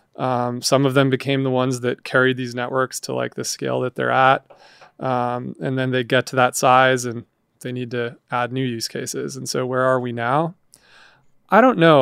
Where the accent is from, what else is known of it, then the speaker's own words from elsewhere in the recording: Montana, United States; I grew up in Montana